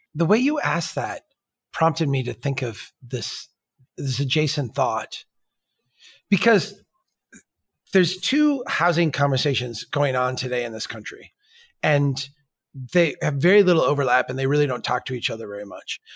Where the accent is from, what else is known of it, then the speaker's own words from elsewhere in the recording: Minnesota, United States; I'm from Minnesota